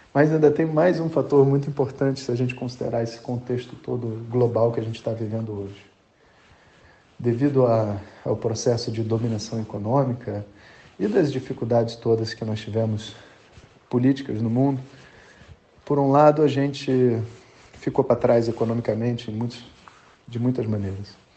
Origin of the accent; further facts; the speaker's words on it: Brazil; nós, como brasileiros